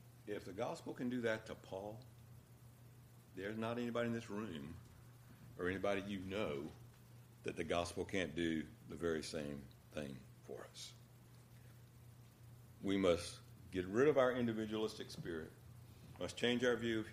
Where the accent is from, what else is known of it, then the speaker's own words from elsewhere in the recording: Berkeley County, South Carolina, United States; I grew up in the South, Berkeley County, South Carolina